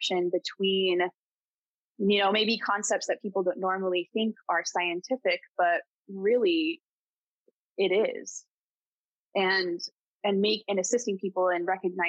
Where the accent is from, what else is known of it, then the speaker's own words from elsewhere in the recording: Colorado, United States; also born or lived in California; now in East Coast, United States; I grew up in Colorado. I lived in California for a bit. I moved to the East Coast